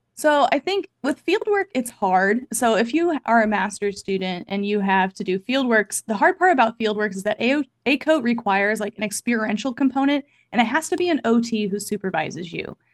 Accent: Kansas City, Missouri, United States; moved away as an adult; also born or lived in Iowa; I am originally from Kansas City, Missouri

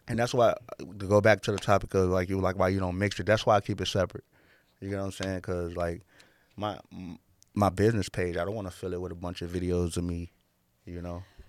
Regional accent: Chicago, Illinois, United States; Growing up in Chicago

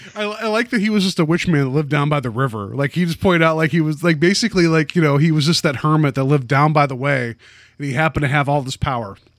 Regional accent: West Virginia, United States; moved away; I grew up, uh, I grew up in West Virginia

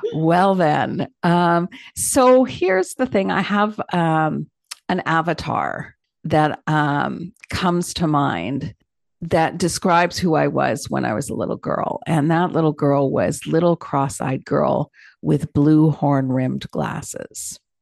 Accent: Toronto, Ontario, Canada; growing up in Toronto, Canada

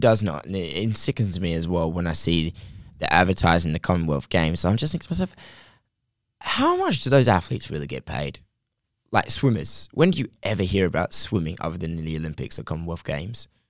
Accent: England, United Kingdom; I'm from England

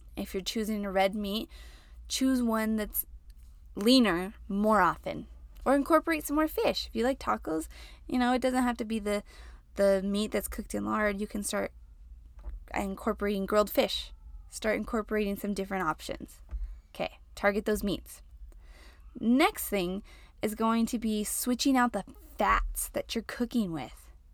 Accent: New Mexico, United States; now in El Paso, United States; So, I live in El Paso, which is like New Mexico, Texas, Mexico all combined, and I'm from New Mexico.

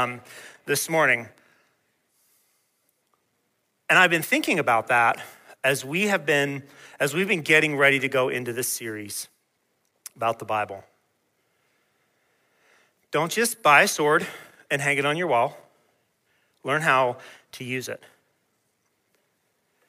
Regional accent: Peachtree City, Georgia, United States; Where I was growing up in Georgia

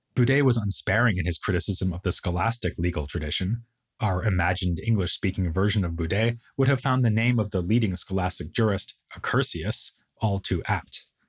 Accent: United States; I'm American

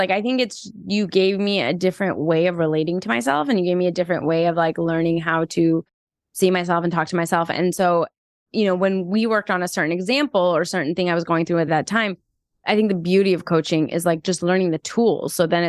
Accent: Iran; born there; I'm Iranian American and I was born in Iran.

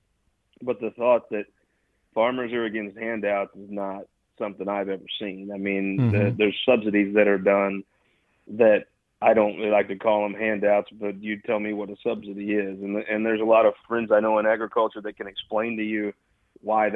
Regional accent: Missouri Bootheel, United States; I'm from the Boot Hill.

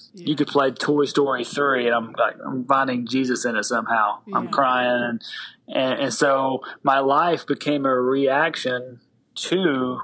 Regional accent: Tennessee, United States; I do have an accent. I'm from the South. So I grew up in the South in Tennessee

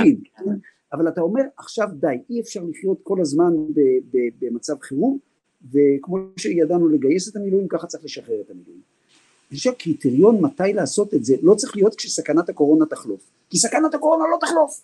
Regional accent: Israel; אנחנו ישראלים, עם שמחבק

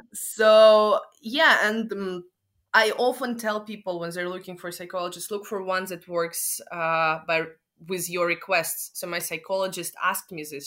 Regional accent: Moscow, Russia; I'm from Moscow

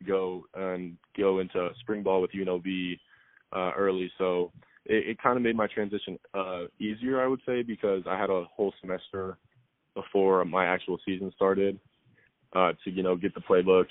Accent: Las Vegas, Nevada, United States; I'm from Las Vegas, so it, being a hometown guy

